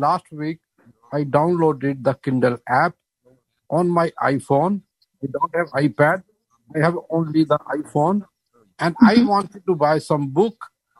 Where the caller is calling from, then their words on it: Boston, Massachusetts, United States; I'm from Boston.